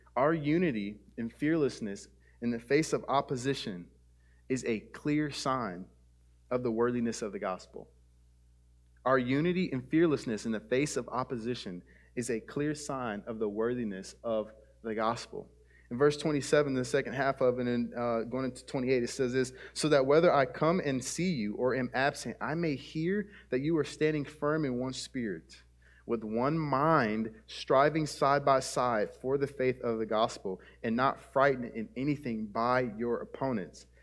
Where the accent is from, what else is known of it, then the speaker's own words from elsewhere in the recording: United States; our American citizenship